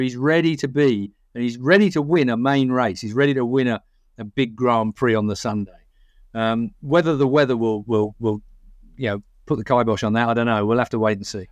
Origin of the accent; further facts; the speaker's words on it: England, United Kingdom; we're English